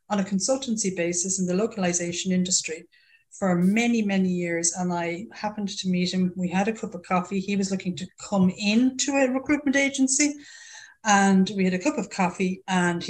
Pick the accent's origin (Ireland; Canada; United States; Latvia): Ireland; accent: Irish; also born or lived in United Kingdom; As everybody can tell from this accent, I'm Irish through and through, born and bred there.